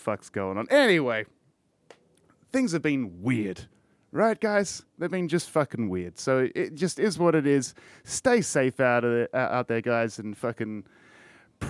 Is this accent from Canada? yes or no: no; Australia; all of us fucking Australians